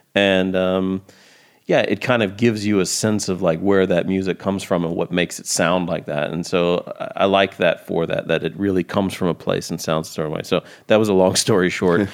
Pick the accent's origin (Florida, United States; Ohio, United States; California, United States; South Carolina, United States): South Carolina, United States; Columbia; I'm from Columbia, South Carolina, which is just a couple hours into South Carolina from Georgia.